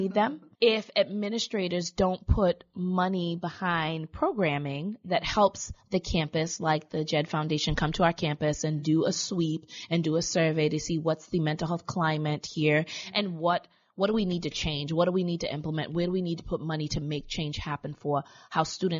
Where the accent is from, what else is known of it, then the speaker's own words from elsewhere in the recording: Boston, Massachusetts, United States; growing up in Roxbury and in Boston